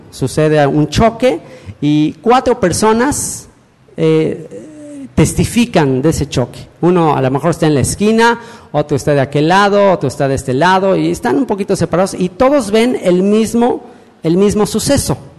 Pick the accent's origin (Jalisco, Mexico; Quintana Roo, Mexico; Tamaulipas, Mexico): Quintana Roo, Mexico; Cancún; yo soy mexicano, cancunense